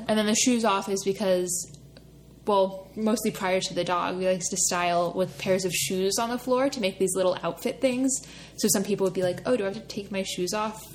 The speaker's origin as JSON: {"language": "English", "area": "right outside of Philadelphia", "region": "Pennsylvania", "country": "United States", "tie": "born or raised there", "said": "I grew up right outside of Philadelphia and went to school in North Philadelphia"}